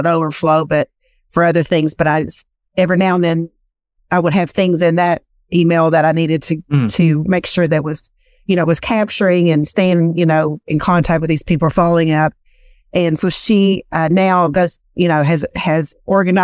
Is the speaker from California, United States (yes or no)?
no; Eastern Kentucky, United States; accent: Southern drawl; I am from Eastern Kentucky, so I have a very Southern drawl. It's not as bad as it was, but it's still there